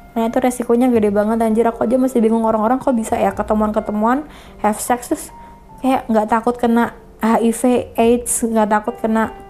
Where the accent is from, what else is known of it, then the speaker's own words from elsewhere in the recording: Indonesia; karena kan mau, mau gimana kita dari kecil diajarkannya di Indonesia ini ya nggak kayak gitu kan